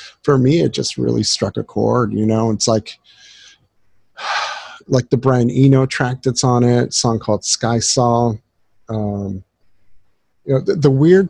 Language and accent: English; Southern California, United States; growing up in Southern California